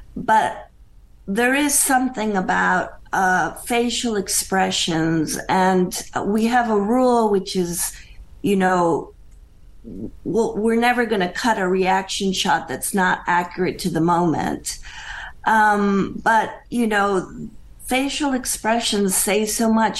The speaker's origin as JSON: {"language": "English", "town": "Bogota", "region": "Bogotá", "country": "Colombia", "tie": "born or raised there", "also_born_or_lived": "Pennsylvania, United States", "moved": "as an adult", "lives_now": "United States", "said": "I was born and raised in Bogota, Colombia"}